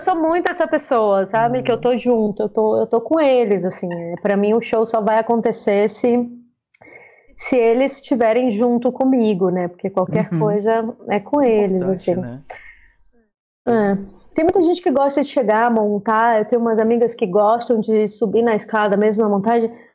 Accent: Fortaleza, Ceará, Brazil; accent: cearense; moved away as an adult; now in São Paulo, Brazil; adoraria não perder o meu sotaque cearense e tudo, mas ele se mistura

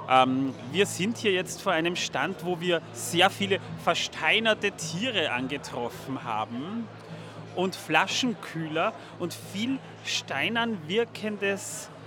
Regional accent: Feldkirch, Vorarlberg, Austria; Aus Vorarlberg ist richtig. Ich komme aus Feldkirch, genau.

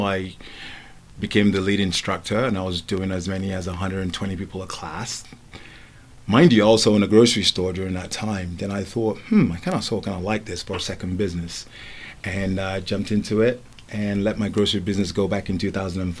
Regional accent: England, United Kingdom; also born or lived in Lagos, Nigeria; I was born in Nigeria and I was raised in England.

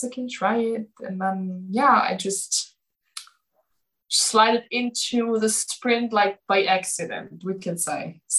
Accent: Magdeburg, Saxony-Anhalt, Germany; English is a second language; moved away as an adult; now in Erfurt, Germany; I'm from Magdeburg. It's Sachsen-Anhalt.

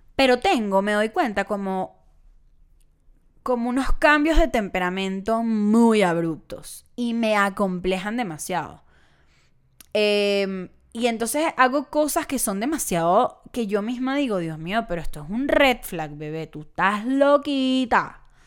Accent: Caracas, Capital District, Venezuela; moved away; Caracas, mi ciudad natal

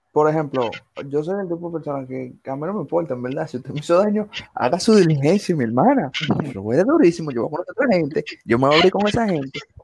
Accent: Villa Faro, Distrito Nacional, Dominican Republic; tengo 20 años, me crié en Villafaro

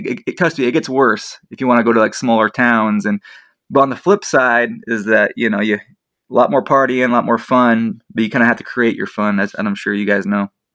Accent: Spokane, Washington, United States; I'm from the Spokane Coeur d'Alene area

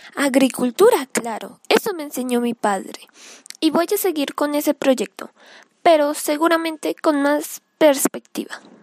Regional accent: Caquetá, Colombia; Yo soy del Caquetá

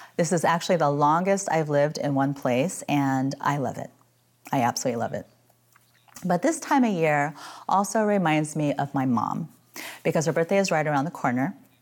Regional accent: Midwest, United States; moved away as an adult; now in San Francisco, United States; I grew up in the Midwest and suffered through freezing gray winters

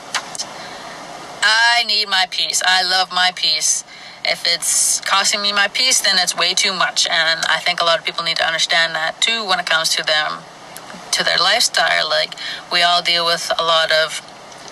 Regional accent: Flin Flon, Manitoba, Canada; I was born and raised in Flin Flon, Manitoba, Canada

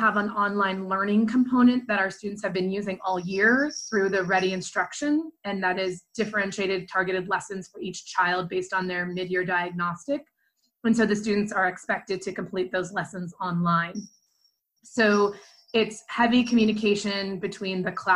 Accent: Dayton, Ohio, United States; also born or lived in Chicago / Northwest Indiana; I moved back to Dayton, my hometown

